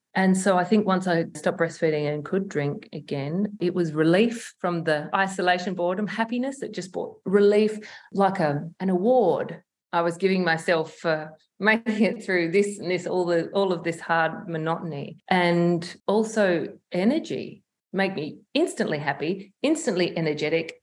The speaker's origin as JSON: {"language": "English", "town": "Broken Hill", "region": "New South Wales", "country": "Australia", "tie": "born or raised there", "moved": "yes", "lives_now": "Adelaide, Australia", "said": "we grew up in Broken Hill, so it was this country town"}